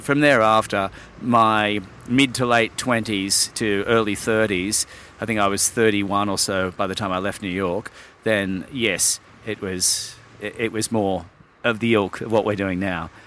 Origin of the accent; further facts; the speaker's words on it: Sydney, New South Wales, Australia; also born or lived in London; now in Japan; I was born in London, but I was raised in Sydney